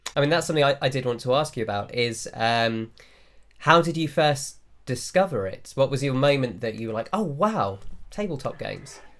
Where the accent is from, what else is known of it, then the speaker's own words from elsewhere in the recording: England, United Kingdom; accent: English; we look English and we sound English, mm-hmm. but we grew up in homes that weren't English.